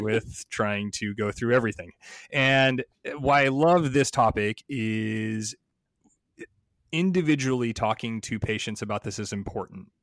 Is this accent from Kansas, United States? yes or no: no; Chicago, Illinois, United States; I'm also from Chicago.